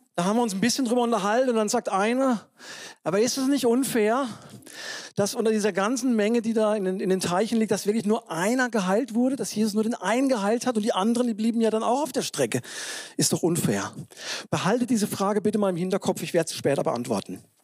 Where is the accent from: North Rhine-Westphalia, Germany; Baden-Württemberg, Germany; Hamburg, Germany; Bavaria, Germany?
Baden-Württemberg, Germany; south of Freiburg; moved away; in der evangelischen Landeskirche in, Südbaden, ne, südlich von Freiburg, wo ich herkomme